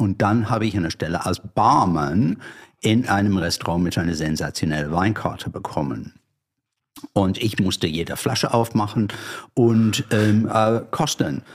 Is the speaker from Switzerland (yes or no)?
no; London, United Kingdom; German is a second language; moved away as an adult; now in Germany; ich stamme aus einer langweil grüner, aber langweiliger Vorort von London. Auf der falschen Seite, der Südostseite.